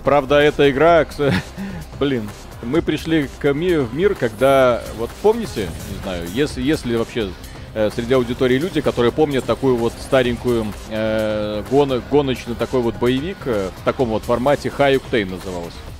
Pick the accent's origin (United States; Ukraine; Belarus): Belarus; у нас Беларусь страна называется